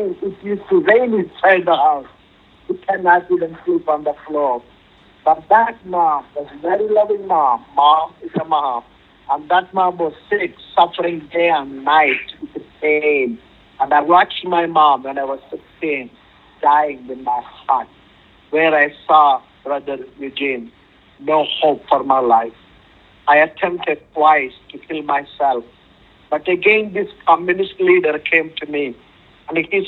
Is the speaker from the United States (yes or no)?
no; India; moved away; I'm from India